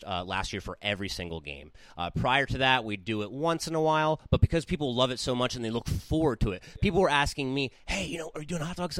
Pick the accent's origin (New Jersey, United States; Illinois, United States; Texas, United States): New Jersey, United States; Southern; moved away as an adult; now in San Bernardino, United States; growing up in Southern New Jersey